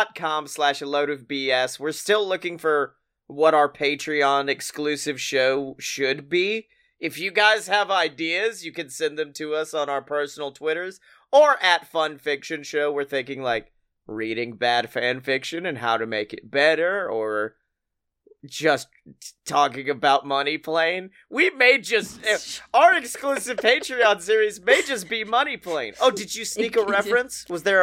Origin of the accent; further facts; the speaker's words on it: California, United States; I'm from California